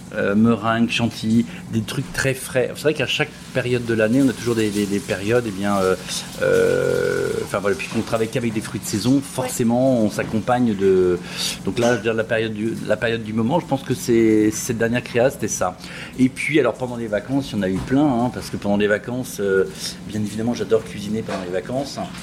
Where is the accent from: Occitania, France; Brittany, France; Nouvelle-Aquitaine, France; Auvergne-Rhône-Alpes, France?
Brittany, France; je suis de Bretagne.